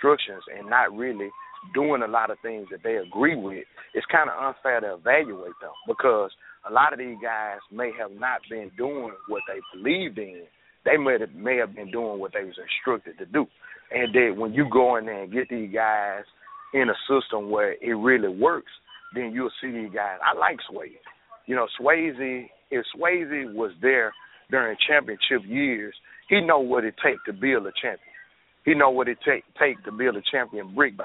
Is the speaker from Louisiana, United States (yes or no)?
yes; Louisiana, United States; I'm from Louisiana